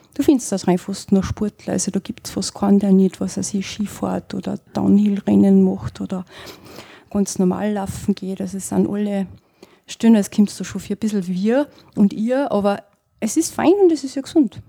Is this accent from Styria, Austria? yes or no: yes; northern Styria, Austria; also born or lived in Innsbruck; ich komme ja selber aus dem Norden von der Steiermark